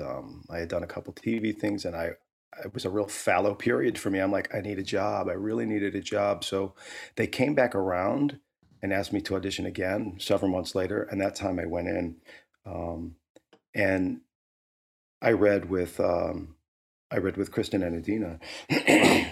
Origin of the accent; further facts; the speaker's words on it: St. Louis, Missouri, United States; moved away as an adult; also born or lived in Alabama / Boulder, Colorado; growing up as a kid in Saint Louis